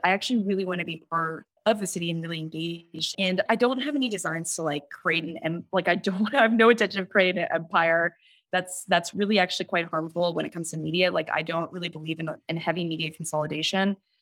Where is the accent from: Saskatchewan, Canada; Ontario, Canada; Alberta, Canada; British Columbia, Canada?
Ontario, Canada; Toronto; I'm somebody who is born and raised in Scarborough, who's a child of Hong Kong immigrants